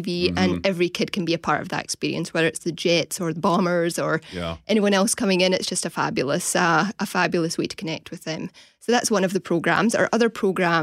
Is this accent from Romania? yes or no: no; Scotland, United Kingdom; moved away; I'm from Scotland